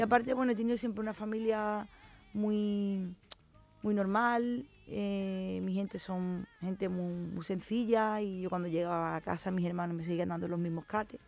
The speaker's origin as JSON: {"language": "Spanish", "town": "San Fernando", "region": "Andalusia", "country": "Spain", "said": "lo que soy yo, una cañailla, ¿no? los que somos de San Fernando nos dicen"}